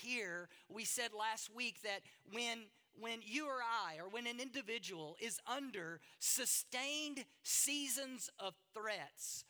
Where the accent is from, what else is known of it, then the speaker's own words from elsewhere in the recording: the South, United States; moved away; I grew up in the South, in the United States, hunting was a part of our culture